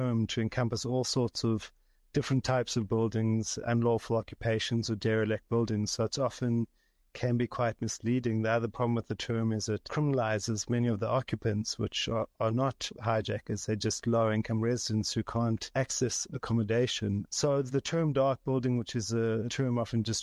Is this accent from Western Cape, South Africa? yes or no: no; Johannesburg, Gauteng, South Africa; I'm from Johannesburg. I grew up in different parts of the city, in Yeovil and Kensington.